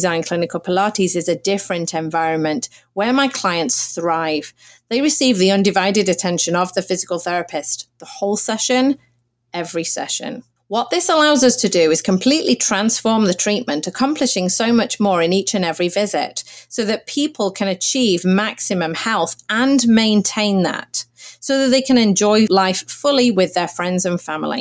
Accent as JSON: {"language": "English", "town": "Manchester", "region": "North West England", "country": "United Kingdom", "tie": "born or raised there", "moved": "as an adult", "lives_now": "Los Angeles, United States", "said": "I was raised in England, born in Manchester, which is about 200 miles north of London, and grew up there"}